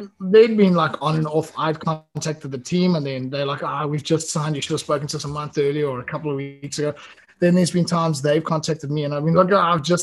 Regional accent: South Africa; moved away as an adult; also born or lived in Italy / Spain; now in Gran Canaria, Spain; I come from a country that you guys like conquered.

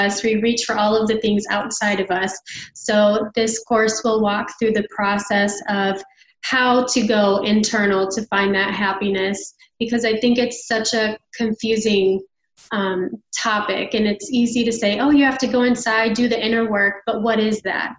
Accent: Chicago, Illinois, United States; moved away as an adult; now in Nashville, United States; I'm from Chicago and I just moved to Nashville this year

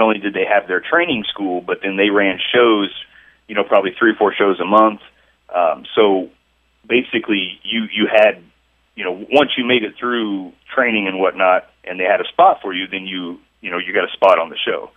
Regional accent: Chillicothe, Missouri, United States; here in, in my hometown. Um, it, which is Chillicothe, Missouri

